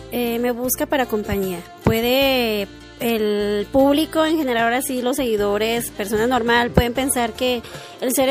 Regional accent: Guadalajara, Jalisco, Mexico; soy de aquí de Guadalajara, Jalisco

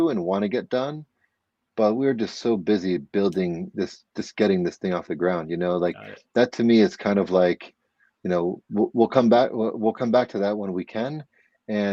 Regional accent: outside of Scranton, Pennsylvania, United States; moved away as an adult; now in New York, United States; I am from Pennsylvania. I'm from outside of Scranton, and I'm in a different county than Scranton's in. But I've been in New York for roughly half my life now

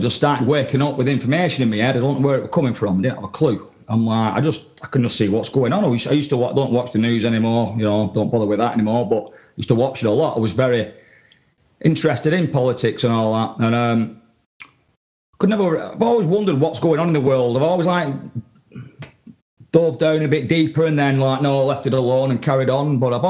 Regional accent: England, United Kingdom; because I come from England, I was interested in what's going on in Europe

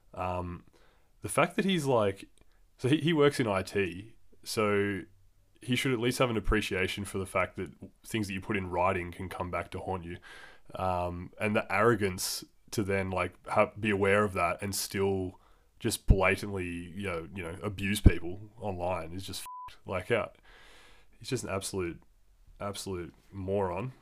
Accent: Australia; as a man growing up in Australia

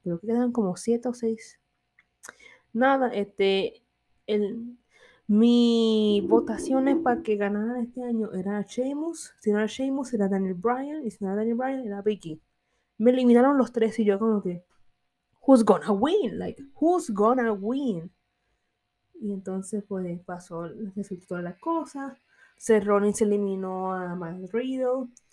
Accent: Puerto Rico; yo soy boricua, proud

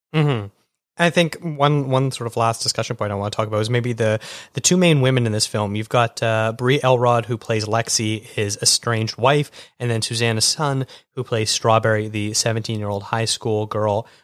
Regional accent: Canada; being Canadian, we didn't get MTV

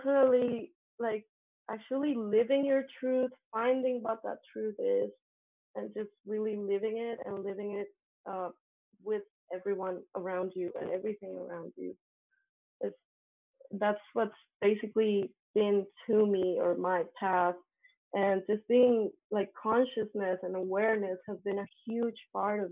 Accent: Colombia; English is a second language; moved away; I come from Colombia. Colombia has very Catholic schools. I was part of a very Catholic school

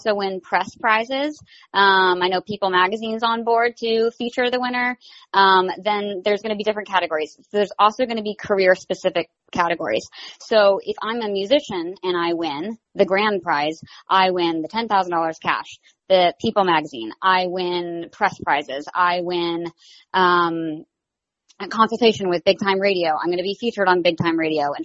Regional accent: the South, United States; I'm from the South

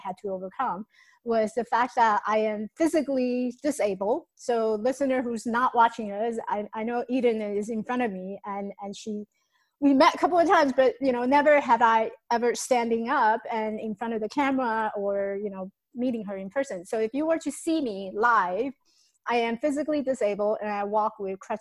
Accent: Taiwan; moved away; So I came from Taiwan. I was born in Taiwan, came from Taiwan.

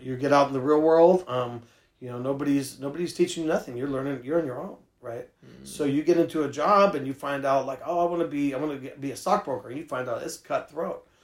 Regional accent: San Francisco, California, United States; I grew up in San Francisco

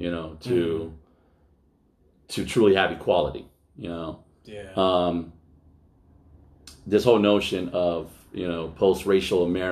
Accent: Altadena, California, United States; I grew up in West Altadena

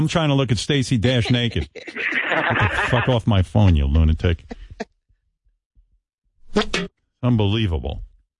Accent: United States; I'm an American.

